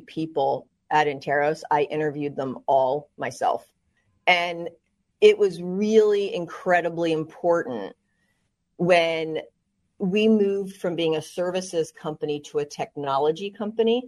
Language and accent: English; New Jersey, United States; also born or lived in West Virginia; I'm from New Jersey. I grew up, you know, lower middle class